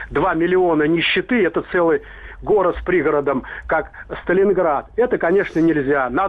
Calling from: Serpukhov, Moscow Oblast, Russia; Я звоню из Серпухова.

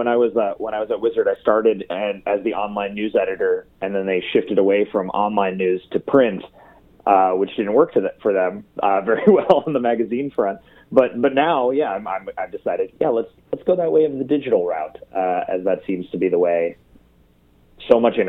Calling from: Portland, Oregon, United States; I'm calling out from Portland, Oregon.

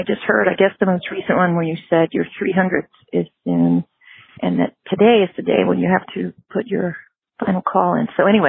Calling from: Virginia, United States; Hi, Spencer. … I'm from Virginia.

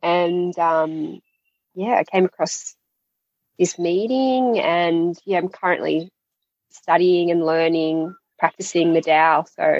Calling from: Melbourne, Victoria, Australia; I'm calling in from Melbourne, Australia.

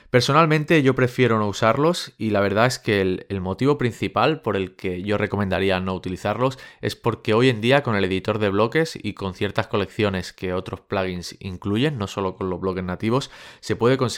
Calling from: California, United States; de Silicon Valley

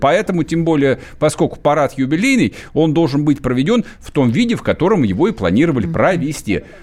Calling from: Yekaterinburg, Sverdlovsk Oblast, Russia; я из Екатеринбурга

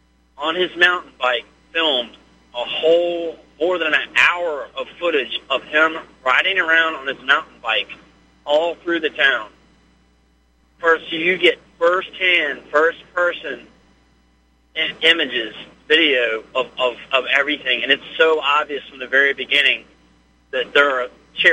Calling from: Virginia, United States; Hey, this is …. I'm calling from Virginia.

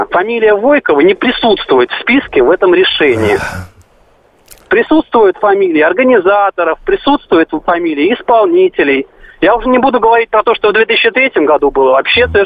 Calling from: Moscow, Russia; Я из Москвы.

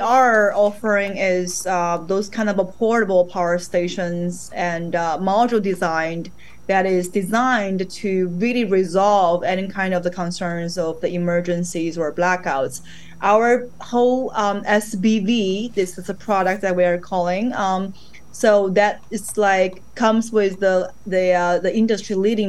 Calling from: Shenzhen, Guangdong, China; right now I'm actually calling from Shenzhen, China.

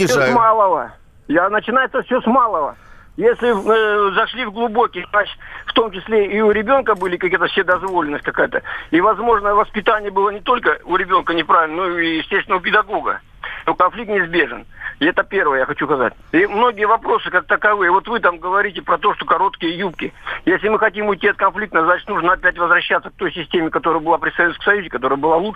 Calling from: Barnaul, Altai Krai, Russia; я из Барнаула.

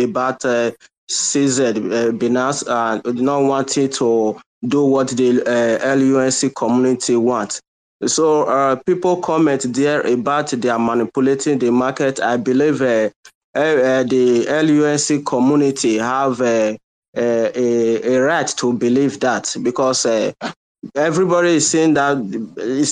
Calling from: Nigeria; I'm calling from Nigeria.

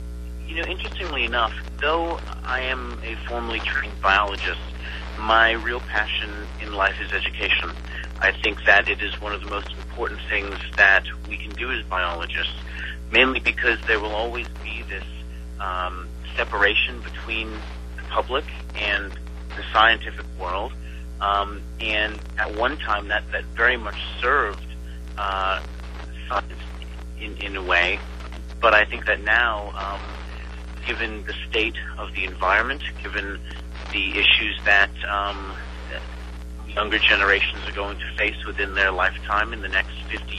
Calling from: Winter Park, Florida, United States; I'm speaking from Winter Park, Florida right now.

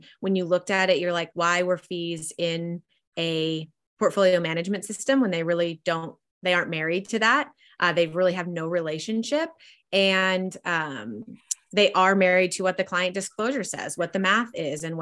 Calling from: Dallas, Texas, United States; I'm dialing in from Dallas, Texas.

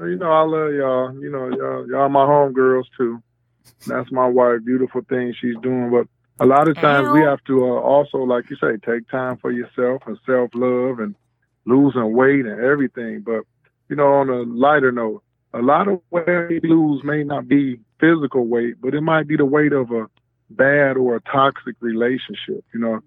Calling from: Brownstown, Michigan, United States; I'm calling from Brownstown, Michigan.

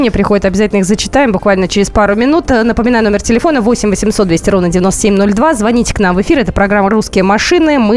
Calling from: Saratov, Saratov Oblast, Russia; Здравствуйте … я из Саратова.

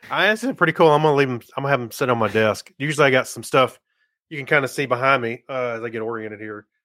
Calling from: Las Vegas, Nevada, United States; I'm calling you from Las Vegas.

